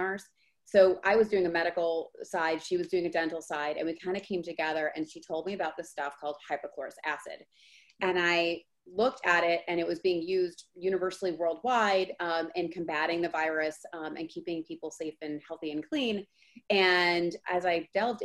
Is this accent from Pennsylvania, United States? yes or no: no; Geneva, Illinois, United States; also born or lived in Plainfield, Illinois / Chicago, Illinois; I'm actually originally from Geneva, Illinois. So I was raised in Geneva my whole life